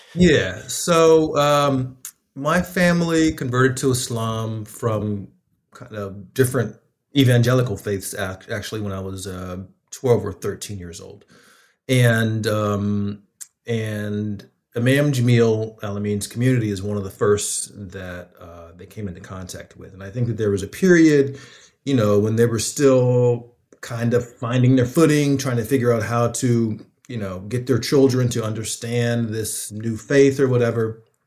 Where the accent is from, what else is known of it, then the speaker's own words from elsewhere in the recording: Atlanta, Georgia, United States; I'm from Atlanta and, um, I grew up fairly close to the Muslim community.